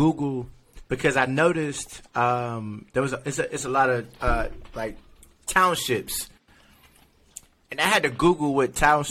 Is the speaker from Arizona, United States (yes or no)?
no; Kentucky, United States; also born or lived in New Jersey; So my family, I'm from Kentucky, super country. We moved to Jersey because my mom got tired of the city.